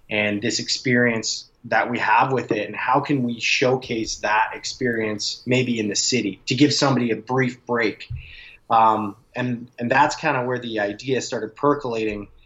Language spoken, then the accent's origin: English; Calgary, Alberta, Canada; My dad moved out to New Brunswick, uh, and he had a farm out there. And I grew up in Calgary